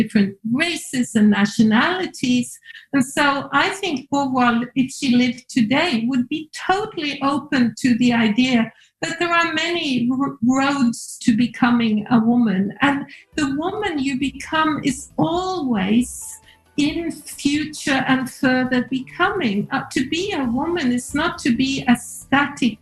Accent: Norway; Me growing up in Norway

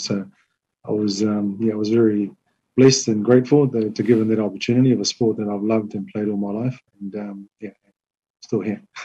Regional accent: New Zealand; moved away as an adult; now in Tonga; I, I grew up in New Zealand, uh, lived my life there, and so I've, I've lived here 10 years now.

